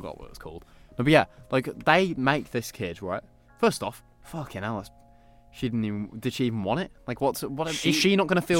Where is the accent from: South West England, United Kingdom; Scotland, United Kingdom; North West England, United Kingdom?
North West England, United Kingdom; Blackpool; moved away; Because I was born in Blackpool.